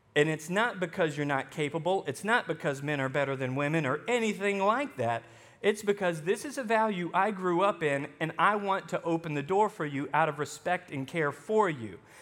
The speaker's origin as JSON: {"language": "English", "region": "Arkansas", "country": "United States", "tie": "born or raised there", "also_born_or_lived": "Texas", "accent": "Southern", "moved": "as an adult", "said": "I spent twelve years growing up in Arkansas, and then I go to Texas for seven years before I came here"}